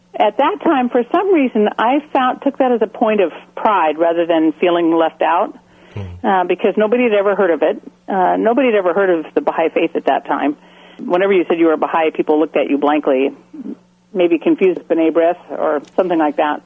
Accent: Portland, Oregon, United States; also born or lived in Albuquerque, New Mexico; we settled in near Portland, Oregon when I was in the first grade, and I spent the rest of my school time there

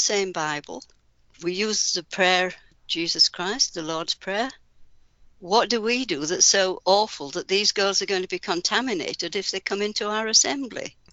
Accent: Yorkshire and the Humber, United Kingdom; I grew up in Yorkshire, in England

